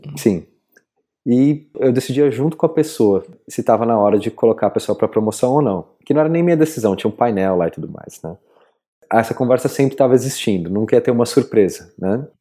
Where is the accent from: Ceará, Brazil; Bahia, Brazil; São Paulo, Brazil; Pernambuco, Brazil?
São Paulo, Brazil; moved away as an adult; also born or lived in Berlin; Eu saí de São Paulo quando estava com 24